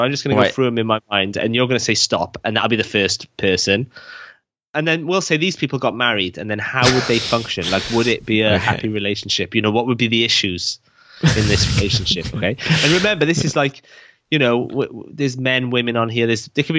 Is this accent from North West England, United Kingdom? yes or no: no; Wales, United Kingdom; We're Welsh, right? We're oppressed.